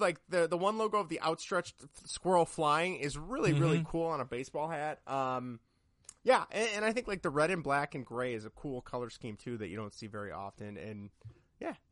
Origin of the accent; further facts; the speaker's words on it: Midwest, United States; growing up in the Midwest